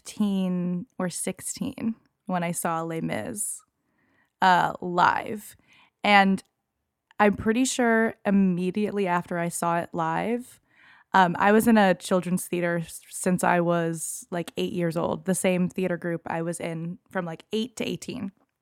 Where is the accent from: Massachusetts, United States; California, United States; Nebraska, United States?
Massachusetts, United States; Boston; Like I'm from Boston